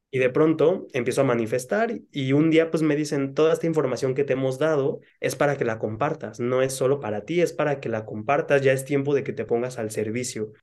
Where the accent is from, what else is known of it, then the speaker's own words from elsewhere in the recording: Cancún, Quintana Roo, Mexico; moved away; a Cancún, que es donde, de donde yo soy